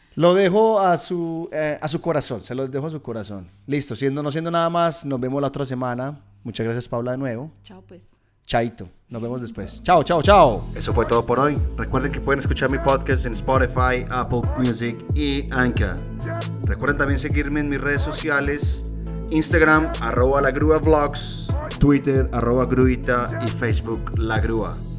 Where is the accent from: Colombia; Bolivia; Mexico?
Colombia; now in Australia; nosotros los colombianos